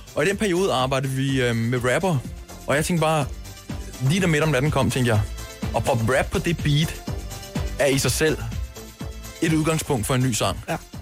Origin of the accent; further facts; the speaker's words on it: Køge, Zealand, Denmark; jeg er fra Køge, han er fra Skensved, og øhm, jeg mødte ham, da jeg var meget ung